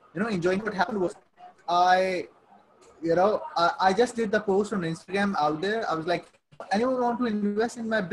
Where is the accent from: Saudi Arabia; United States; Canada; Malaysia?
Saudi Arabia; moved away as an adult; also born or lived in Pakistan; I'm born and raised in Saudi Arabia. Okay, I lived there for like 18 years.